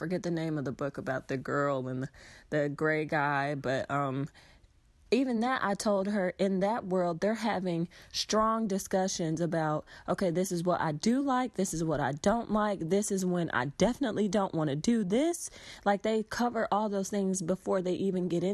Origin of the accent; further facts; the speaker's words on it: Atlanta, Georgia, United States; I'm from Atlanta